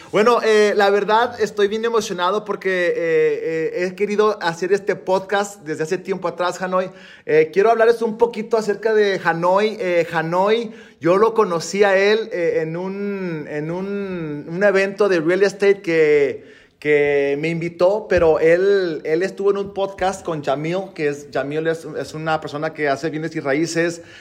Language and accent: Spanish; Cuernavaca, Morelos, Mexico; moved away as an adult; now in United States; De Cuernavaca, de Morelos.